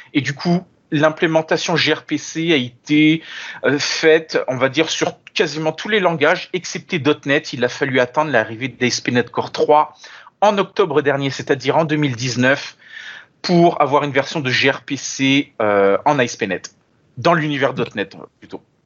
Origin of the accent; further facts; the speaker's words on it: France; moved away as an adult; now in Montreal, Canada; originellement, euh, je suis français, je suis né en France et j'ai immigré en 2014 au Canada